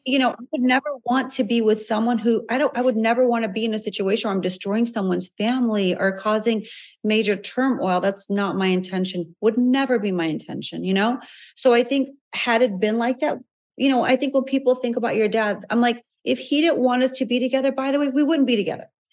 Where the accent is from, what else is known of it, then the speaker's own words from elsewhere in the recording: Chicago, Illinois, United States; we're both from Chicago, we both grew